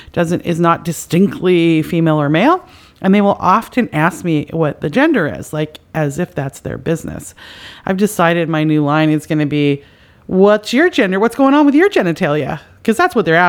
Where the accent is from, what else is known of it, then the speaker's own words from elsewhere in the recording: Canada; now in United States; I'm from Canada